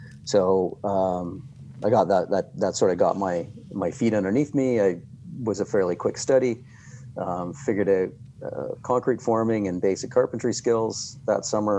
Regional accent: Toronto, Ontario, Canada; moved away as an adult; now in Whistler, Canada; I grew up in Toronto

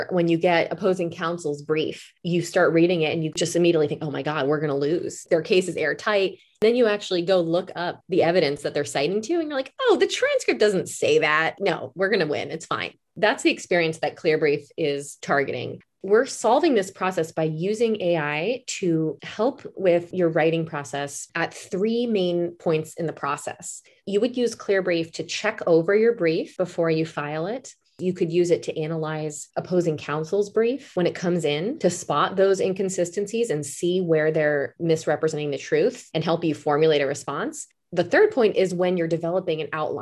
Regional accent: East Coast, United States; moved away; also born or lived in Alaska / Washington State; I'm originally from the East Coast

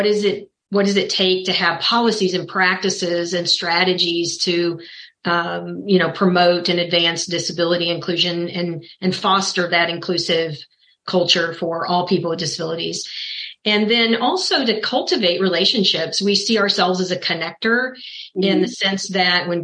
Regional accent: Kansas City, Missouri, United States; I was born and raised in Kansas City, Missouri, where I'm located now

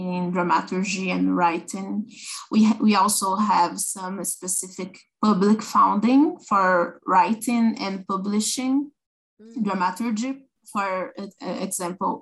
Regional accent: São Paulo countryside, Brazil; now in São Paulo, Brazil; I was born in Sao Paulo, but I lived in the countryside for a long time

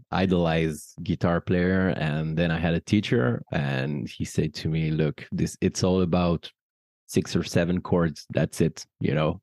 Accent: France; as a French person

